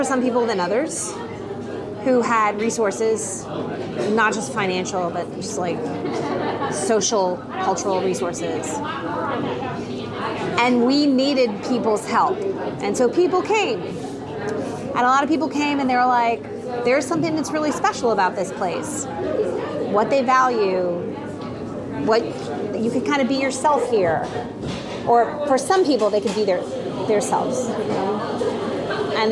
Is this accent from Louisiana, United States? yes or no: yes; an hour from New Orleans, southern Louisiana, United States; now in New Orleans, United States; I grew up an hour from here. My mother would tell you that I am not from New Orleans